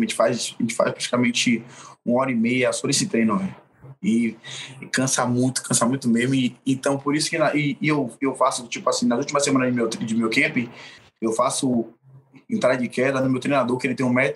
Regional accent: Brazil; Eu sou brasileiro, sou, não sou do contra, sou brasileiro

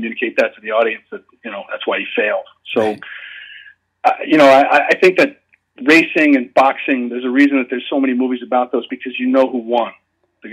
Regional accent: Shoreham, New York, United States; I grew up in Shoreham on Long Island.

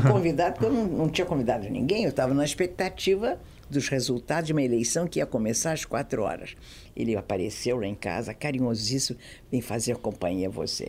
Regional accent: Brazil; also born or lived in Galicia, Spain (ancestry); eu era brasileira, sou brasileira, sou apaixonada pelo meu pai, mas eu sou de origem galega, sou espanhola

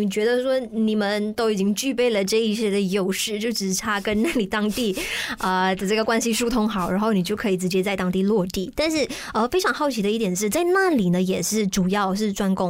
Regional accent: Malaysia; 就好像我们马来西亚人对羽球的这种热爱程度一样。

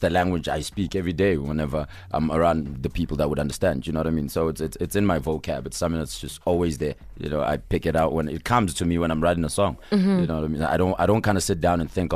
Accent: Katlehong, Gauteng, South Africa; I'm from Katlong

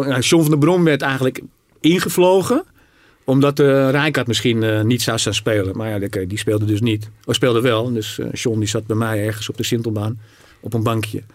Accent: Zaandam, North Holland, Netherlands; also born or lived in Rotterdam / Paris; ik kom natuurlijk uit Zaandam. Ik ben nou, geboren Rotterdammer.

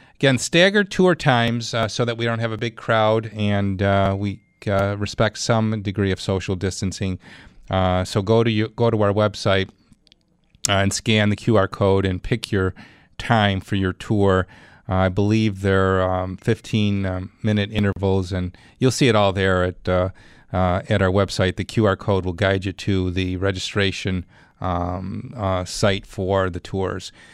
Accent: Clarence, New York, United States; my hometown, Madeline and Clarence

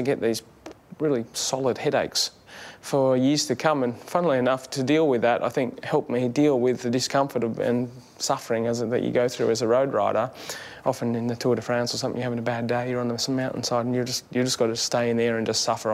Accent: Australia; as an Australian athlete

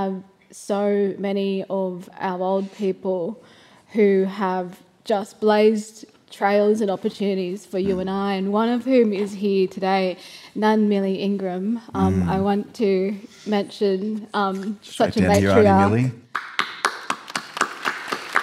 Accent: Gilgandra, New South Wales, Australia; being a young Koori kid in Gilgandra, where I was born and raised

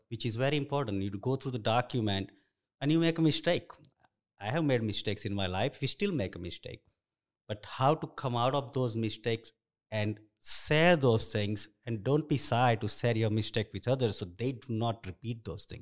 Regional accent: India; English is a second language; moved away as an adult; also born or lived in Nairobi, Kenya; now in United States; I grew up in India

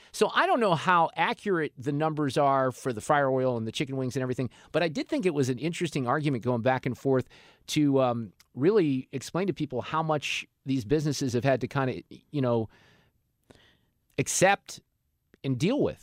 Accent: Niles, Illinois, United States; now in Missouri, United States; I went to junior high in the suburbs of Chicago in Niles, Illinois

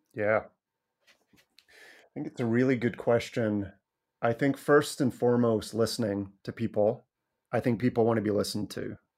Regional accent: Scotland, United Kingdom; moved away; when I was growing up in Scotland

